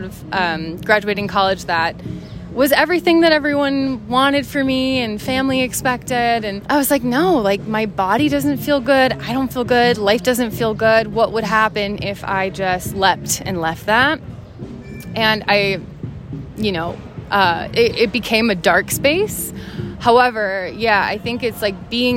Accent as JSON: {"language": "English", "region": "Minnesota", "country": "United States", "tie": "born or raised there", "also_born_or_lived": "Ohio", "moved": "yes", "said": "grew up in Minnesota in this like very kind of sheltered community"}